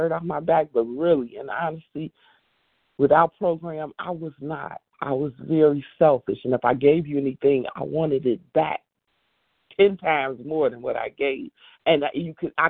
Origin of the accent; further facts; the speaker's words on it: Indiana, United States; I'm from Indiana